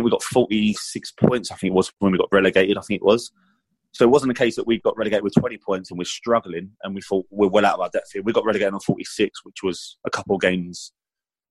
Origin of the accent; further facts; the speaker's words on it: England, United Kingdom; As an Englishman